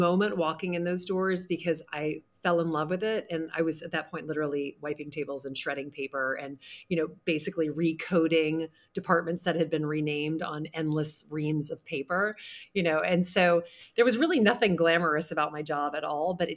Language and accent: English; Louisiana, United States; now in New York City, United States; I grew up in the Deep South in Louisiana, and I have lived in New York City for 21 years